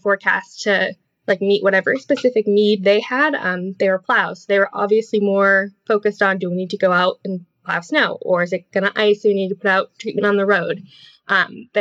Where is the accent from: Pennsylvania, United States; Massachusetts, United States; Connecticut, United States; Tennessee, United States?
Massachusetts, United States; moved away as an adult; also born or lived in Vermont; I grew up in Massachusetts